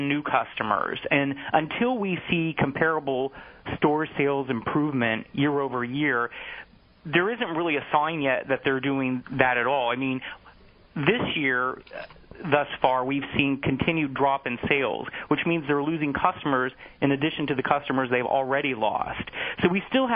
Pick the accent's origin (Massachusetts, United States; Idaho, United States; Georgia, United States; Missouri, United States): Missouri, United States; North; now in New York City, United States; I'm from the Midwest, so I grew up in North Missouri.